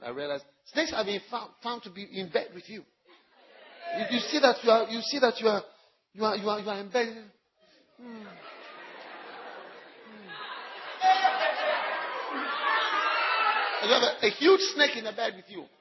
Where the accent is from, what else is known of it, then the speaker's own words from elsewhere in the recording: Ghana; being a Ghanaian or African